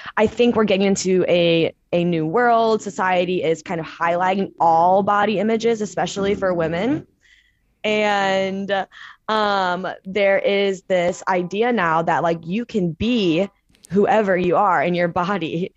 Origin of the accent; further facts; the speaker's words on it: St. Louis, Missouri, United States; moved away as an adult; now in San Francisco, United States; I am originally from Saint Louis, Missouri, and I moved out to San Francisco, California about two, three years ago